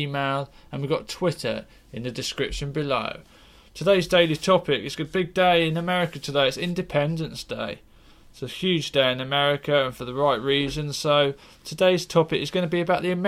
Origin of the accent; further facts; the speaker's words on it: United Kingdom; I'm British. I love my tea.